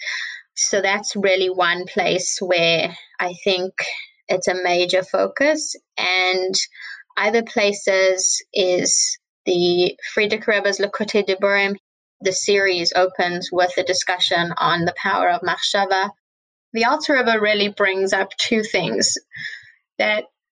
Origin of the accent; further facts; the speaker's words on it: Johannesburg, Gauteng, South Africa; now in Crown Heights, United States; I grew up in Johannesburg, South Africa. I currently live in Crown Heights.